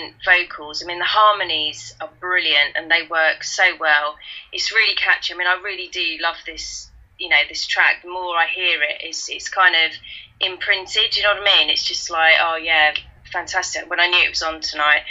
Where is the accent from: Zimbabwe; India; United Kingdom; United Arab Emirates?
United Kingdom; accent: Kentish London; moved away as an adult; now in Somerset, United Kingdom; my Kentish London accent comes out